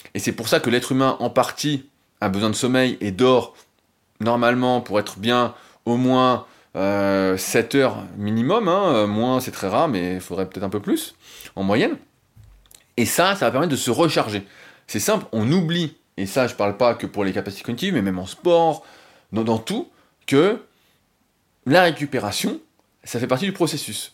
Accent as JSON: {"language": "French", "country": "France", "said": "en tant que bon français"}